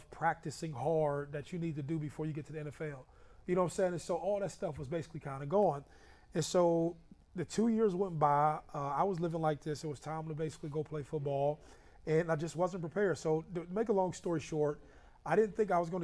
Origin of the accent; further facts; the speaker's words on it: Youngstown, Ohio, United States; also born or lived in Columbus; We grew up in Youngstown